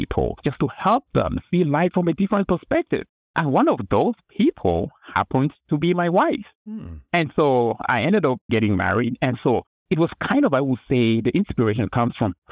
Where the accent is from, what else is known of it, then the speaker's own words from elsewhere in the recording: Cameroon; English is a second language; now in United States; I grew up in Cameroon in West Africa, and I just learned English in school, and my first language is a different language